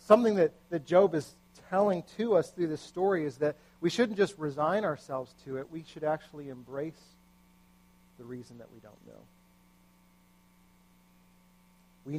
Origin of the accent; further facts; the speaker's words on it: United States; as an American